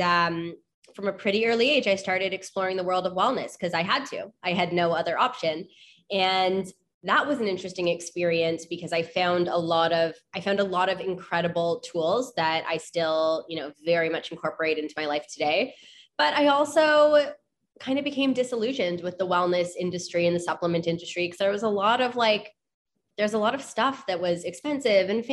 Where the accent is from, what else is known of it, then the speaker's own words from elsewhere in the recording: Toronto, Ontario, Canada; born and raised in Toronto, Ontario. I'm Canadian.